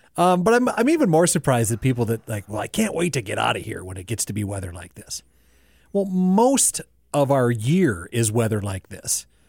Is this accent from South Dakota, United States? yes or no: yes; South Dakota, United States; born or raised there